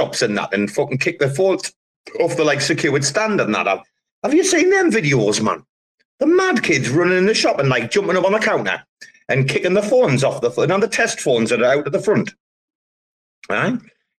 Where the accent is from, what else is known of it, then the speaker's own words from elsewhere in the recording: England, United Kingdom; We're fucking English, man. We fucking grew up on Greg's pasties, man.